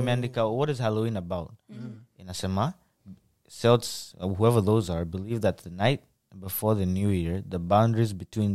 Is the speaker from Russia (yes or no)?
no; Kenya; now in United States; We came from Kenya, like parents came from Kenya.